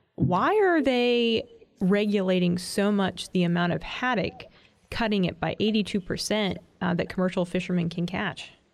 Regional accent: New England, United States; a fellow New Englander

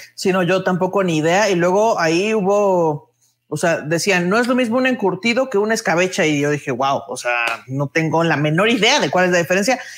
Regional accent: Mexico City, Mexico; los chilangos nos apoderamos de los tacos de canasta

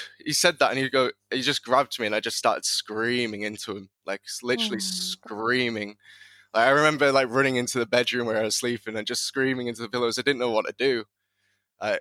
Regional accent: Preston, North West England, United Kingdom; now in Hull, United Kingdom; I currently live in Hull, but I was born in Preston, Lancashire.

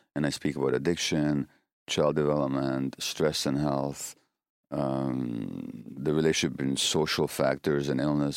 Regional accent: Hungary; moved away; in my home country of Hunga-, Hungary

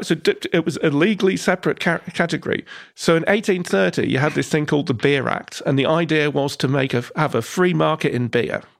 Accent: Newark, East Midlands, United Kingdom; when I was growing up in Newark

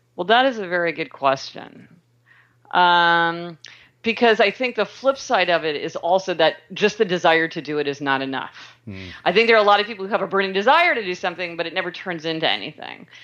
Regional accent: Kansas City, Missouri, United States; I was born in Kansas City, Missouri

